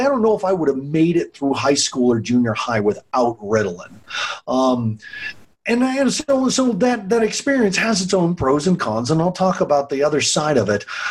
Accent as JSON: {"language": "English", "town": "Longmont", "region": "Colorado", "country": "United States", "tie": "born or raised there", "said": "my hometown of Longmont"}